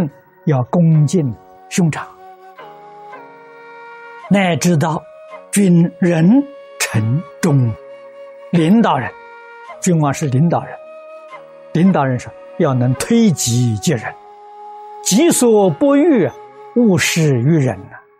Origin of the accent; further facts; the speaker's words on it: China; 我们中国人常讲道德了